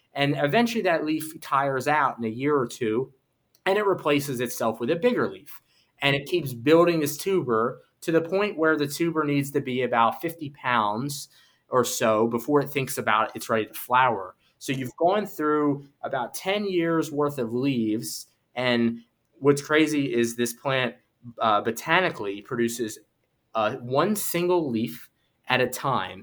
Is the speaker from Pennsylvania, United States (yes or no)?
yes; Philadelphia, Pennsylvania, United States; I grew up in Philadelphia in the city